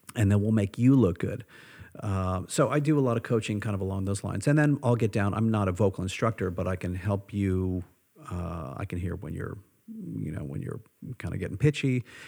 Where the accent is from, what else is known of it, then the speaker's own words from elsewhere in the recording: United States; who I am as an American